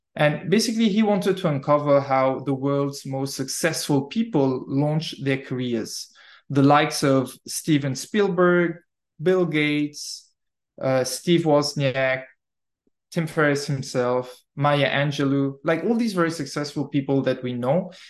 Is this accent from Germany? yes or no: no; Mauritius; moved away as an adult; also born or lived in Malta / Netherlands; Originally, I'm from Mauritius Island, born and raised there.